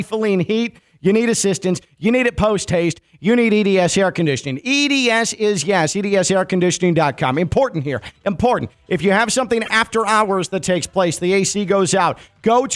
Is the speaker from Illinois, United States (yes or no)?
yes; Chicago, Illinois, United States; I'm 39 years old, and I grew up in the Chicago area.